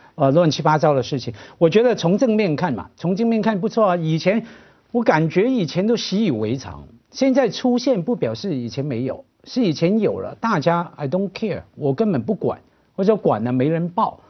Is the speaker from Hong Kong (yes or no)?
yes; Hong Kong; 我们香港人非常陌生的